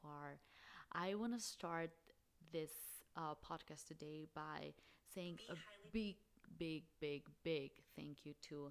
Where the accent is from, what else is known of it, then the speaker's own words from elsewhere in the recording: Albania; moved away as an adult; now in Phoenix, United States; I'm originally from Albania. I have been in the States for the last 6 years. I currently live in Phoenix, Arizona.